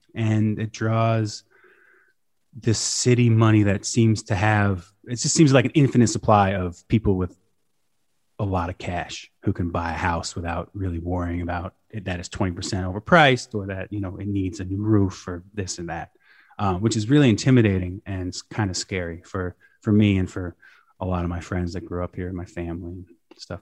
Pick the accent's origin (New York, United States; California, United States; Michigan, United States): New York, United States; Shawangunk Mountains; now in Kingston, United States; I spent a lot of my life growing up, like, a little bit south of the Catskills in the Shawangunk Mountains